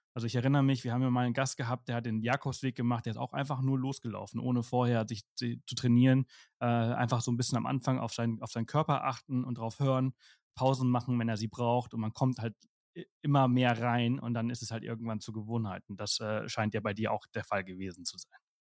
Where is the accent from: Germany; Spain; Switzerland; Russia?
Spain; German is a second language; moved away; ich komme ja aus Spanien, ich bin in Spanien geboren und aufgewachsen